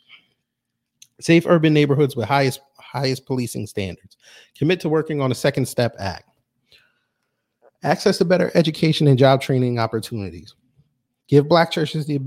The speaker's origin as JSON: {"language": "English", "region": "New York", "country": "United States", "said": "I'm from New York"}